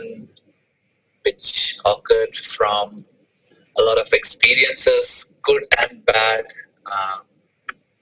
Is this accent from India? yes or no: yes; India; moved away as an adult; I was having my typical IT job because I'm from India